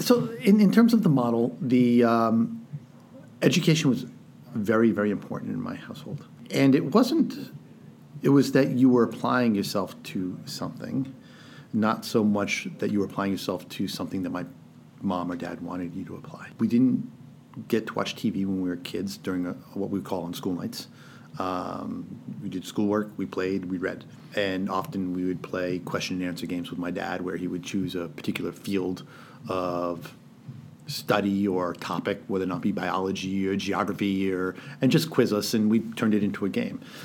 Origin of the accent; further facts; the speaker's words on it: New London, Connecticut, United States; I grew up in New London, Connecticut.